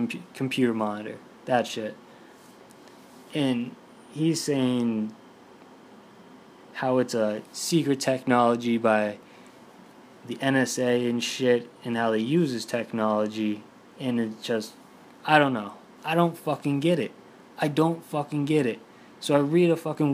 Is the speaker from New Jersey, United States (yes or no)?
no; Boston, Massachusetts, United States; I'm from Boston.